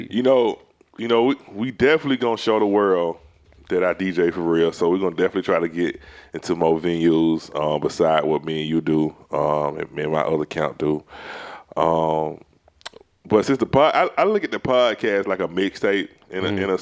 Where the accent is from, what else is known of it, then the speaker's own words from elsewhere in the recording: Atlanta, Georgia, United States; Y'all don't really know I'm from East Atlanta, but I'm really kind of sedated.